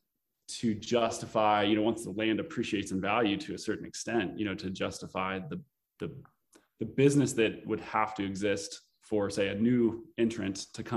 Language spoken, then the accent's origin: English; Eastern Oregon, United States; It's kind of a rural Oregon community, and it's kind of my hometown